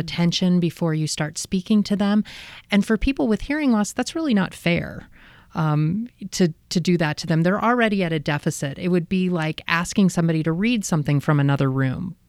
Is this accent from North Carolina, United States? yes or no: no; Midlothian, Virginia, United States; moved away; also born or lived in Encinitas, California; I grew up in a, um, town outside of Richmond, Virginia called Midlothian.